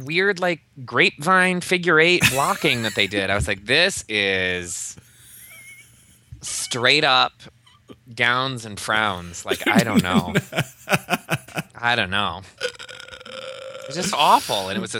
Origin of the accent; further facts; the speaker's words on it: Northern Iowa, United States; now in Chicago, United States; I'm from Northern Iowa, which is almost Minnesota